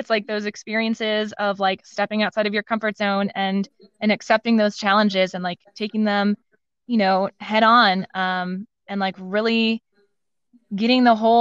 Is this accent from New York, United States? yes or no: no; Madison, Wisconsin, United States; I didn't really want to stay in my hometown, Madison, Wisconsin